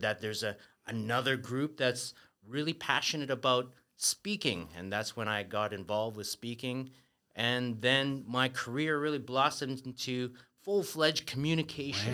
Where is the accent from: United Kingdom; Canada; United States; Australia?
Canada; moved away as an adult; now in Taiwan; I grew up in Canada